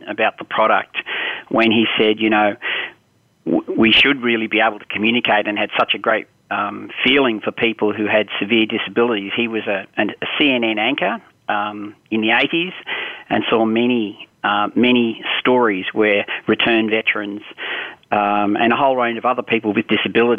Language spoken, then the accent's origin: English; Australia; I grew up in Australia.